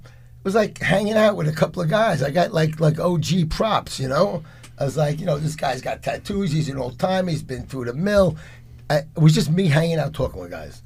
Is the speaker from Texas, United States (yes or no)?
no; New York City, New York, United States; also born or lived in Lower East Side; I grew up in the Bronx in the 60s and 70s, Lower East Side